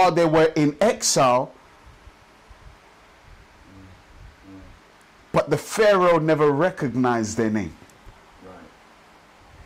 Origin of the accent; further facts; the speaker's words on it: Nigeria; now in London, United Kingdom; I'm from Nigeria, of the Yoruba tribe